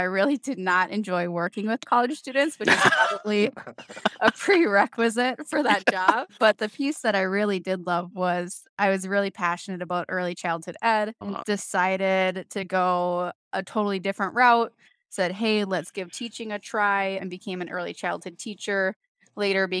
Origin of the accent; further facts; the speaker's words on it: Minnesota, United States; born and raised in Minnesota, you can probably tell by the accent here